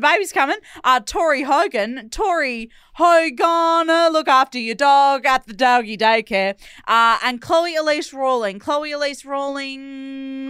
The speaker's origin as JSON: {"language": "English", "town": "Perth", "region": "Western Australia", "country": "Australia", "said": "we're both from Perth, just different ones"}